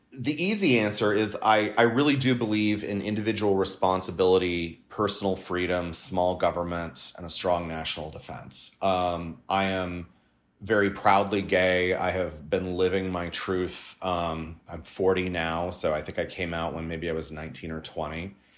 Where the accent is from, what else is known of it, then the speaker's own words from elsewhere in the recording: Los Angeles, California, United States; also born or lived in Washington D.C.; I'm a Californian. Um, my residence is still home. Home is San Pedro in the southern part of the city